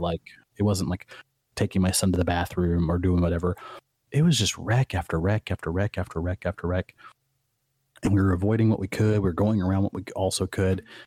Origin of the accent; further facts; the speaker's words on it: Midwest, United States; moved away; me as a Midwesterner who never got to see the ocean